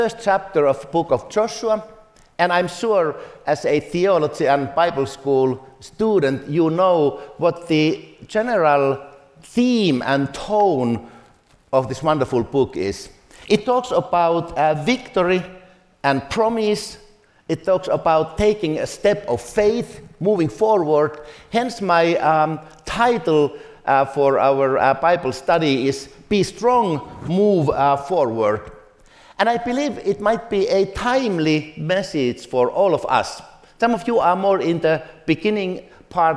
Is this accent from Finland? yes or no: yes; Finland; I come from Finland.